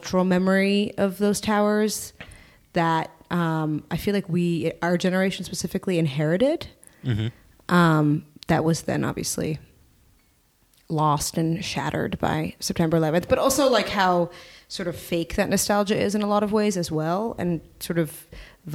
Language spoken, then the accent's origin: English; Berlin, Germany; moved away as an adult; also born or lived in New York; I grew up in Berlin, but I'm not German, but I sort of am, I guess.